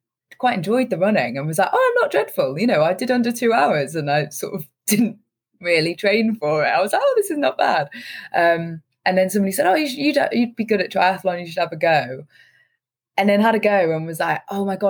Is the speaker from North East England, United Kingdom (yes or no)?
yes; Newcastle upon Tyne, North East England, United Kingdom; I grew up in Newcastle up north